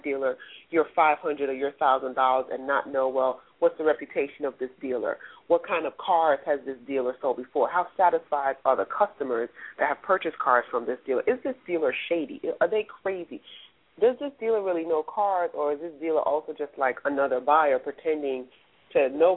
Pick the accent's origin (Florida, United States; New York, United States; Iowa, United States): New York, United States; New York City; also born or lived in West Indies; I'm a girl from the West Indies. I was raised in the Bronx